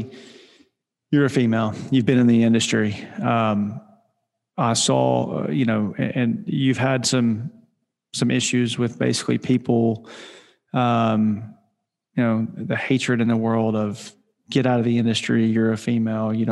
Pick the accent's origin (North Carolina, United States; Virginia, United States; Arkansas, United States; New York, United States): Arkansas, United States; I grew up in Arkansas